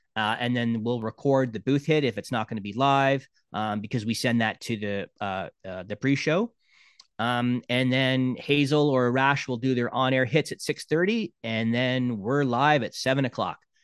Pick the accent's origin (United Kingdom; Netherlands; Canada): Canada; Brampton, Ontario; growing up in Brampton